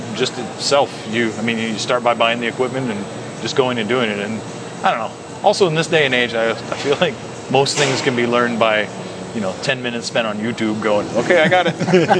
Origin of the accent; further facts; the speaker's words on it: McKenzie River, Oregon, United States; I grew up on the Mackenzie River, basically.